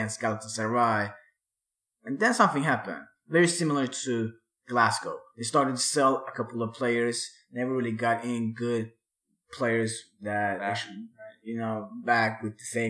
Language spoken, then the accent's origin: English; Örebro, Örebro County, Sweden; My hometown